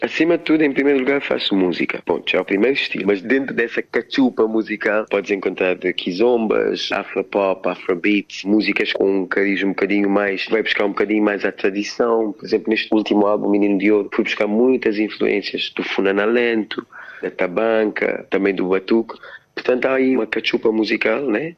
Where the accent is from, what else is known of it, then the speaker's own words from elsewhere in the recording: Cape Verde; now in Lisbon, Portugal; como artista africano que sou, cabo-verdiano africano